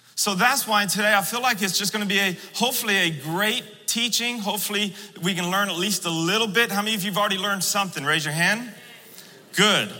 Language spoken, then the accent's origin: English; Florida, United States; I'm from the South, I'm from Florida